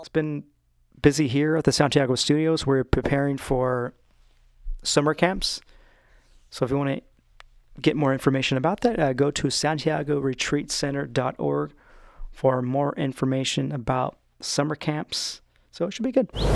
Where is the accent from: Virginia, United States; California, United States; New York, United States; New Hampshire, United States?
California, United States; Stockton; now in Orange County, United States; my hometown of Stockton, California